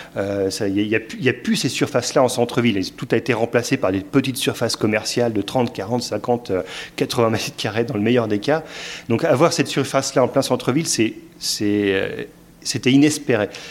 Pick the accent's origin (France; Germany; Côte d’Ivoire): France; Lille, Hauts-de-France; moved away as an adult; now in Carvin, France; nous, on n'est pas de Carvin, sinon on, on vient de Lille